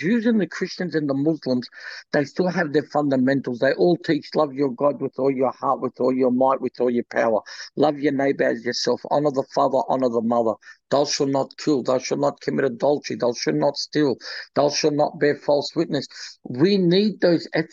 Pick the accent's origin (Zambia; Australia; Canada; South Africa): Australia; also born or lived in Lebanon; I'm an Australian and I feel for my Australian people over there